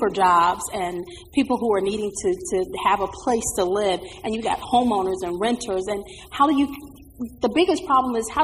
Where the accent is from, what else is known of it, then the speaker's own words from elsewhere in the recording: South Carolina, United States; moved away as an adult; now in Charlotte, United States; I'm from South Carolina. I moved here four years ago, and so I didn't know about all of the things here in Charlotte